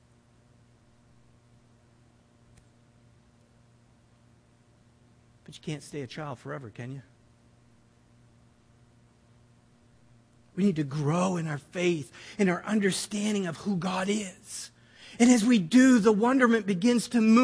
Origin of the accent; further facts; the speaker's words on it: New Brunswick, Canada; We're from New Brunswick